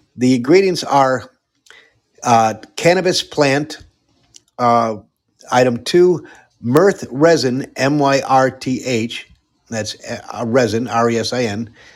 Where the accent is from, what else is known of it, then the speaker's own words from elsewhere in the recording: Fairfield, Connecticut, United States; I'm originally from Fairfield, Connecticut